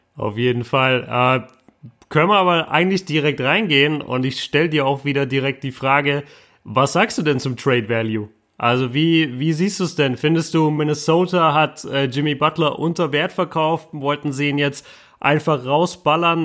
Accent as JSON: {"language": "German", "town": "Bochum", "region": "North Rhine-Westphalia", "country": "Germany", "tie": "born or raised there", "said": "weit weg von meinem Heimatort äh, Bochum zurzeit"}